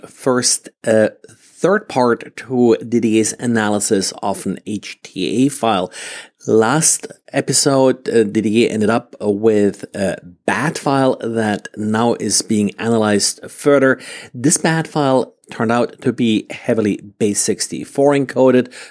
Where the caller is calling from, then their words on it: Jacksonville, Florida, United States; today I'm recording from Jacksonville, Florida.